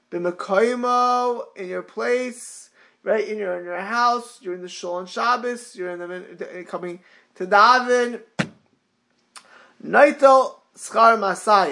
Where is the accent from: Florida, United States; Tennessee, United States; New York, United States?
Florida, United States; Miami Beach; growing up in Miami Beach